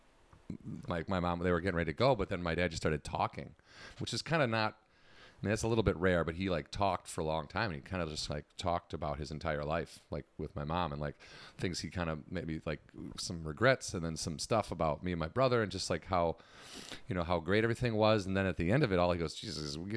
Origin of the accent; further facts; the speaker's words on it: Warrenville, Illinois, United States; I grew up in Warrenville, Illinois, which is southwest suburbs of Chicago